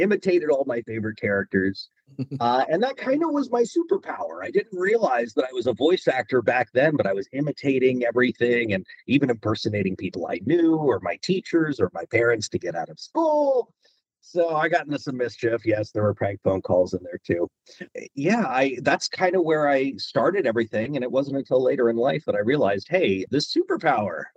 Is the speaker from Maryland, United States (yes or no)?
yes; Maryland, United States; moved away as an adult; also born or lived in Washington, D.C.; now in Los Angeles, United States; I was born in Washington, D.C. back in 1980. And yeah, I lived on the East Coast in Maryland for most of my life.